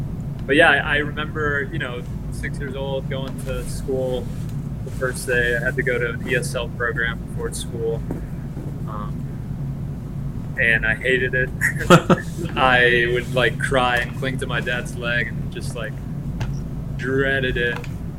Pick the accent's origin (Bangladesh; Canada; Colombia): Colombia; now in United States; Millonarios in Bogota. That was the club that I kind of learned to support a bit from a distance.